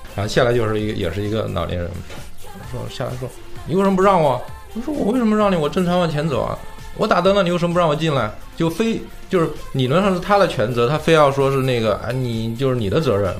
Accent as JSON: {"language": "Chinese", "country": "United States", "said": "我们美国人是无法理解这一点"}